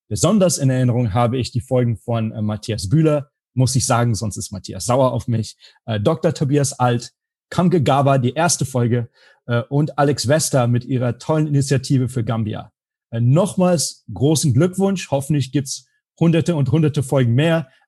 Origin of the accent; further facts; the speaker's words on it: Frankfurt am Main, Hesse, Germany; now in Phoenix, United States; dieser Podcast aus meiner Heimatstadt Frankfurt am Main kommt.